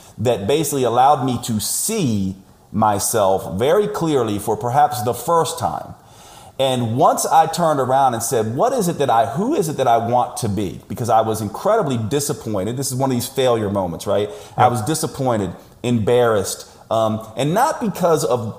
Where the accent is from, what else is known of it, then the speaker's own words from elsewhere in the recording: United States; I'm an American